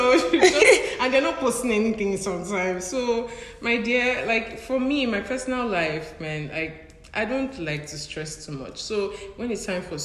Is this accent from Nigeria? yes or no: yes; Nigeria; moved away as an adult; I'm from Nigeria. It's a very diverse country.